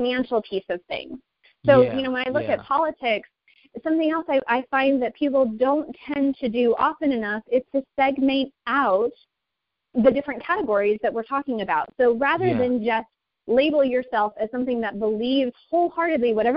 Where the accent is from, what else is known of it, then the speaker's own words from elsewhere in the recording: United States; as American citizens